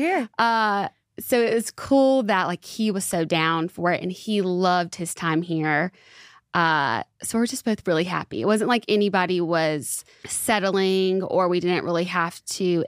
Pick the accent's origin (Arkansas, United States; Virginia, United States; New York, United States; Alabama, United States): Alabama, United States; also born or lived in Santa Monica, California; now in Nashville, United States; I'm originally from Alabama